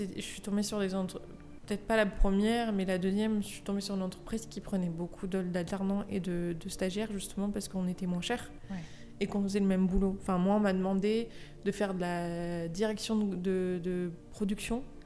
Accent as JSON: {"language": "French", "town": "Lyon", "region": "Auvergne-Rhône-Alpes", "country": "France", "also_born_or_lived": "Paris", "said": "je suis originaire de Lyon"}